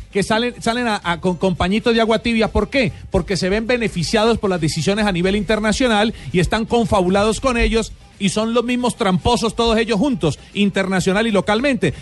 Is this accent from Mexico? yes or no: no; Colombia; Yo soy colombiano